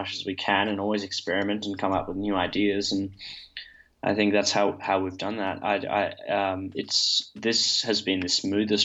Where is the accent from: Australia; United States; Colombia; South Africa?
Australia; Perth, Western Australia; we're all from Perth.